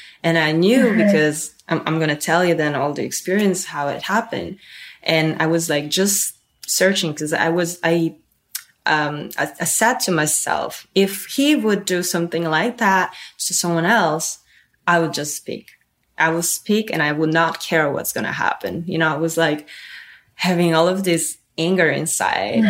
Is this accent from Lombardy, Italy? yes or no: no; Turin, Piedmont, Italy; English is a second language; moved away; I grew up in Italy. I was born in this city called Torino.